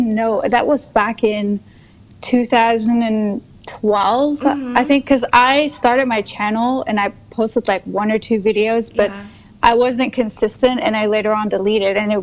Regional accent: Luxembourg; moved away as an adult; also born or lived in south of France; now in France; I live currently in south of France, mm-hmm. but I was born in Luxembourg, which is a tiny country in Europe. Mm-hmm. We're like 500,000 people

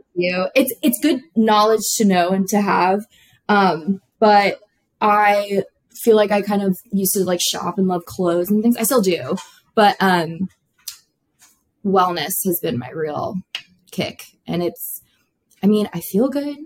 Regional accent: Florida Keys, United States; I grew up in South Florida, the southernmost point of Florida, um, the Keys

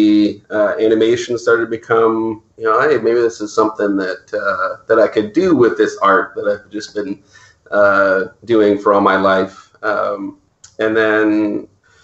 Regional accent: Maple Ridge, British Columbia, Canada; I grew up in Maple Ridge, which is about an hour outside of Vancouver

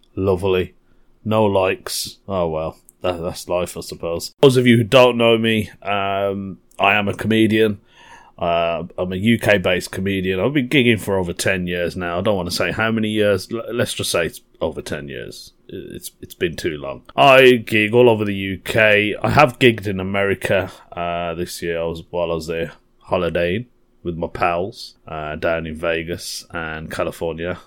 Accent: Birmingham, West Midlands, United Kingdom; I'm from Birmingham. Totally forgot to mention I'm from Birmingham. Yep, I'm a Brummie

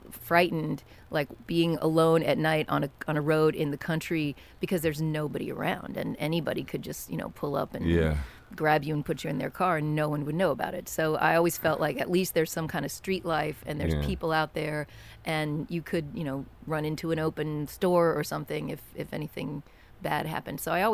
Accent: Kentucky, United States; I grew up in Kentucky, and and we lived in a, you know, pretty small town and a place where everybody kind of knew each other, and you didn't lock your doors at night

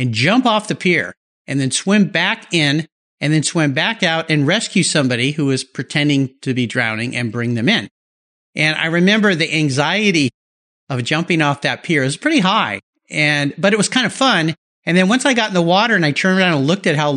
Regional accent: Southern California, United States; When I was young, I grew up in Southern California

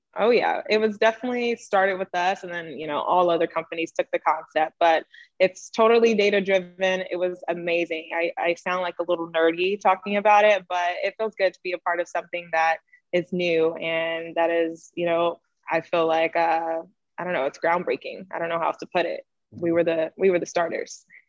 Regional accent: North Carolina, United States; now in Los Angeles, United States; I am originally from North Carolina and currently now located in Los Angeles, California

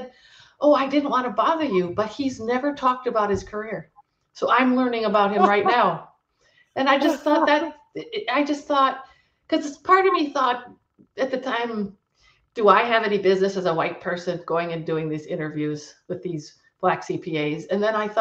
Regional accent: Wisconsin, United States; I'm from Wisconsin and I got my PhD in Wisconsin

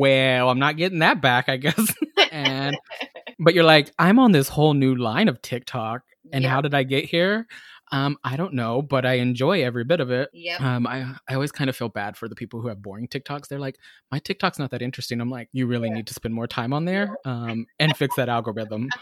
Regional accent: Texas, United States; now in Seattle, United States; While I love being in Seattle, I grew up in Texas and I moved here

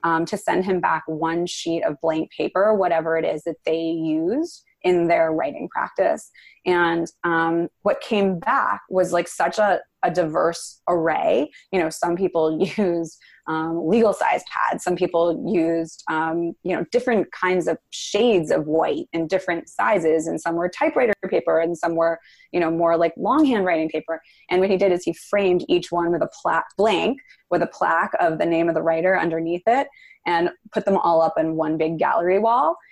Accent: New York City, New York, United States; also born or lived in Venice, Los Angeles; now in Los Angeles, United States; I am from the East Village of Manhattan

